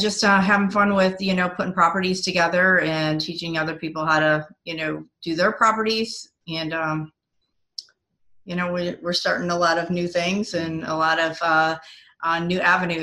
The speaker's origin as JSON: {"language": "English", "region": "Michigan", "country": "United States", "tie": "born or raised there", "also_born_or_lived": "Ottawa, Ontario, Canada / Hawaii", "moved": "as an adult", "lives_now": "South Carolina, United States", "said": "I was born in Ottawa, Ontario, Canada. And when I was young, younger in second grade, I moved to Michigan. I have spent most of my life in Michigan."}